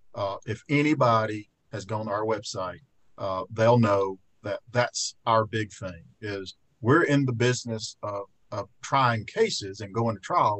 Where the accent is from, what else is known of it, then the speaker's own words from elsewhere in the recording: Fayette, Alabama, United States; I spent so much time in my hometown over the last year